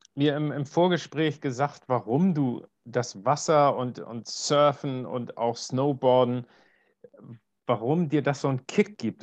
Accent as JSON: {"language": "German", "region": "Northern Germany", "country": "Germany", "said": "ich komme ja aus Norddeutschland"}